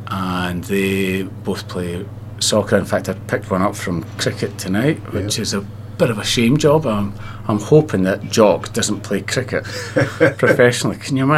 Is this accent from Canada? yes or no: no; Glasgow, Scotland, United Kingdom; moved away as an adult; also born or lived in London / Sydney; now in Mount Gambier, Australia; I grew up in Glasgow, so Glasgow's got a bit of a rough reputation, but certainly it wasn't like that for me.